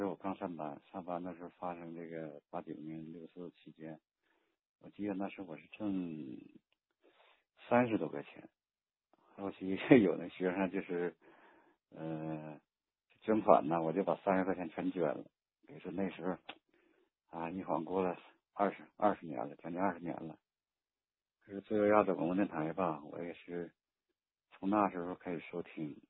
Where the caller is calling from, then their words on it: Jilin, China; 呃，我是吉林。